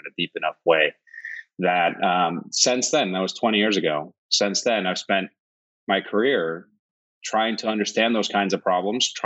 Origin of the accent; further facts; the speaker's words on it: Northeastern Region, Iceland; also born or lived in Huntsville, Alabama; now in United States; I'm originally from Iceland, born and raised on the northern coast in a little fishing village of about 500 people